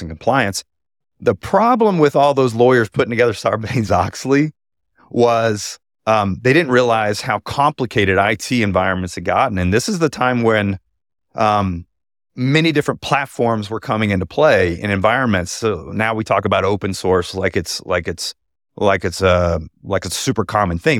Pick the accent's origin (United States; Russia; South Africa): United States; Houston, Texas; my hometown of Houston